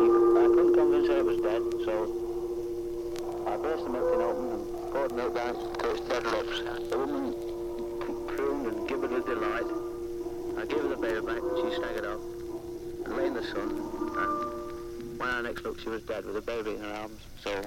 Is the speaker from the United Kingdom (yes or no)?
yes; United Kingdom; but I'm a British soldier, and it's not propaganda, it's the truth.